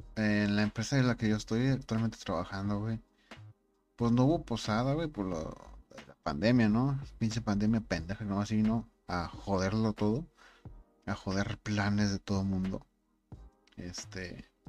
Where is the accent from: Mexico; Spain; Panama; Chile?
Mexico; Monterrey, Nuevo León; Soy Regio